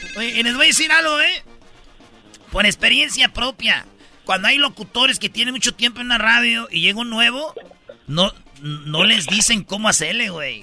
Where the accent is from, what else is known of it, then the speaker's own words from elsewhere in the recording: Michoacán, Mexico; Soy de Michoacán, aquí somos bien rápidos